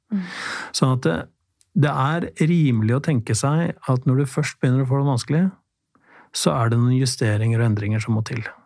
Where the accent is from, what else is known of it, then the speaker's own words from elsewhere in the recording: Drammen, Buskerud, Norway; Jeg er fra Drammen